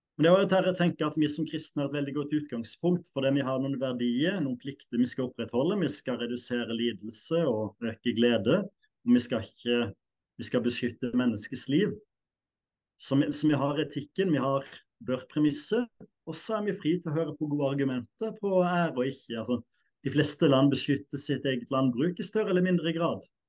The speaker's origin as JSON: {"language": "Norwegian", "country": "Norway", "said": "jeg er nordmann, definitivt."}